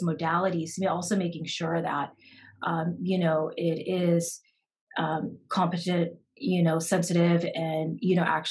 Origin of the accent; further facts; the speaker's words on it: United States; I'm Japanese American